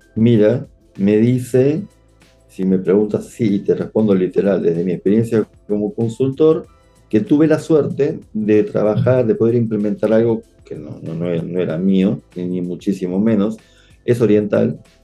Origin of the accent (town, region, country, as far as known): Argentina